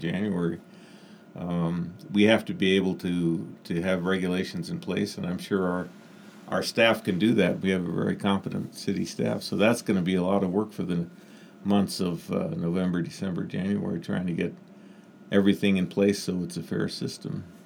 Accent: South Dakota, United States; moved away as an adult; now in Klamath Falls, United States; I grew up in South Dakota.

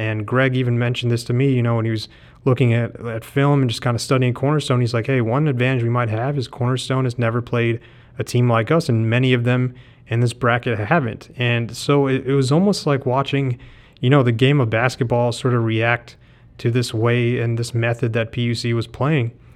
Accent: the South, United States; being a first generation immigrant, growing up in the South, going to the University of Georgia

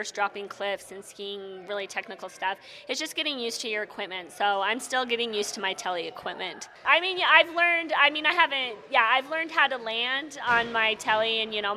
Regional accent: Rexburg, Idaho, United States; also born or lived in Alta, Utah; I grew up in Rexburg, Idaho, so Targhee's my home mountain, but I ski out of Alta now

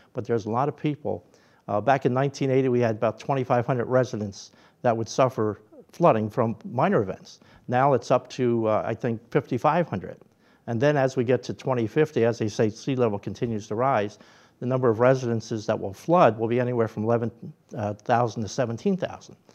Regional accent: Philadelphia, Pennsylvania, United States; moved away as an adult; also born or lived in Atlantic City; now in Absecon, United States; I grew up in Philadelphia

